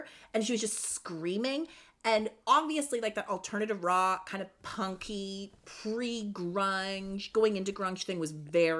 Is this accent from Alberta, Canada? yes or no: no; Cobourg, Ontario, Canada; moved away as an adult; now in Toronto, Canada; I'm from Coburg originally.